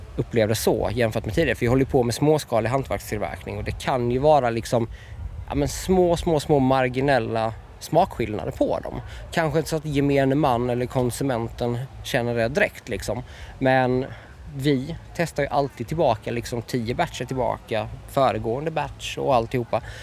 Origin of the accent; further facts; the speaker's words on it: Ljungby, Kronoberg County, Sweden; både jag och pappa vi är födda och uppvuxna i Ljungby